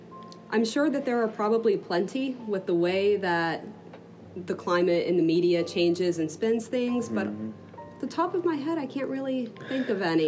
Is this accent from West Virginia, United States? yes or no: yes; Morgantown, West Virginia, United States; I grew up here in Morgantown